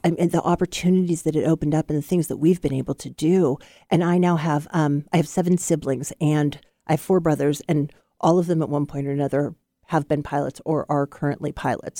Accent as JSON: {"language": "English", "town": "Portland", "region": "Oregon", "country": "United States", "tie": "born or raised there", "also_born_or_lived": "Womack, Oregon", "said": "I was born in Portland, and we lived in Womack"}